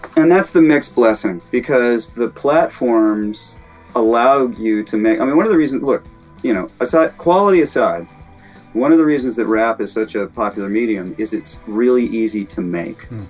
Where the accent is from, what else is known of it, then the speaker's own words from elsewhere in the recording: Alabama, United States; moved away as an adult; also born or lived in Arizona / Rochester, New York / Northeast US; now in California, United States; I grew up in the Deep South. I'm from Alabama.